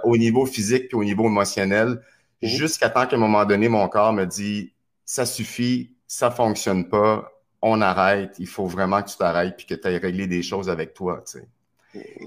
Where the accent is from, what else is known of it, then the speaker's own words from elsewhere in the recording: Trois-Rivières, Quebec, Canada; moved away; also born or lived in Montreal; Je suis natif de Trois-Rivières. Je me suis retrouvé à Montréal.